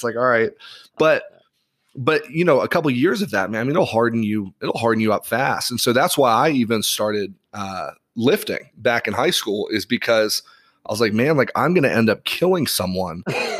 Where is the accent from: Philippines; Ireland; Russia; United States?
Ireland; So for those that are listening, I grew up in Ireland and I'm in a private school.